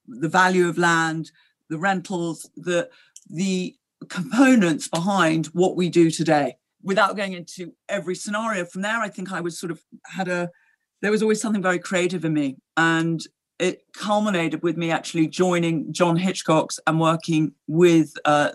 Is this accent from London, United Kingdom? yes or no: yes; London, United Kingdom; also born or lived in Gstaad, Switzerland; I grew up in London, and certainly in my formative years, I was at school there